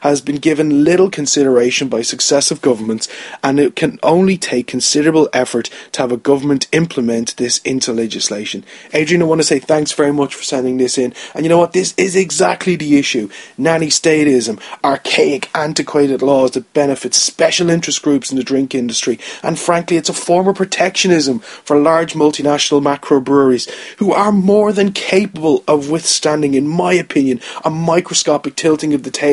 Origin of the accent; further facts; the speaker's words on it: Ireland; as an Irish person